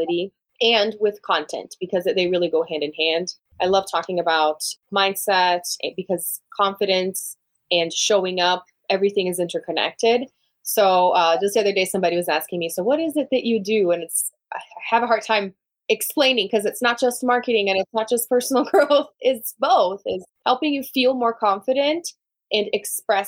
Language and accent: English; Brazil; English is a second language; moved away as an adult; now in United States; I'm from Brazil originally, born and raised